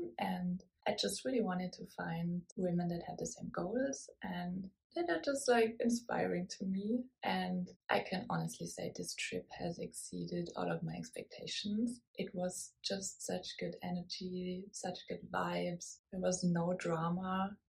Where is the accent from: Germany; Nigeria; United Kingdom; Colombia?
Germany; now in Paris, France; I'm 35 years old. I'm originally from Germany, but I live in Paris, France.